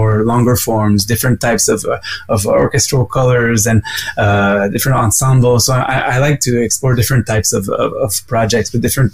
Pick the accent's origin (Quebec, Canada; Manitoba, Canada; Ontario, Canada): Quebec, Canada; Quebec City; now in Montreal, Canada; I was from Quebec City originally first before moving to Montreal